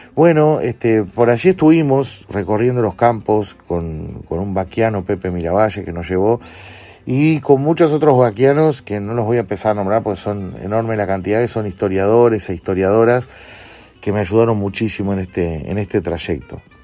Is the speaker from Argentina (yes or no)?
no; Uruguay; desde nuestra etapa escolar como uruguayos